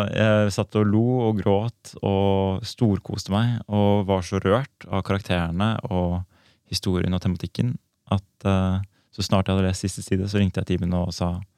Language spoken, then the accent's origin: Norwegian; Oslo, Norway; also born or lived in Copenhagen; Jeg er også født i 88, også fra Oslo